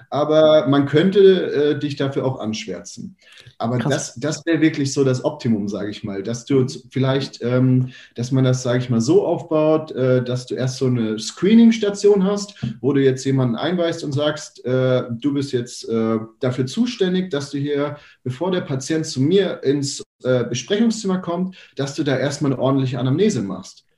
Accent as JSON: {"language": "German", "country": "Germany", "said": "bei uns in Deutschland"}